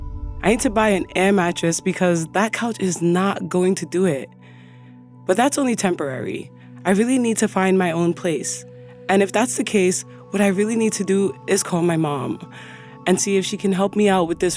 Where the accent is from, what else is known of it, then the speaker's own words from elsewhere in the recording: New York, United States; I always get nervous telling OG New Yorkers where I'm from. So let's just keep it vague and cool. From New York generally, but this is my first apartment of my own.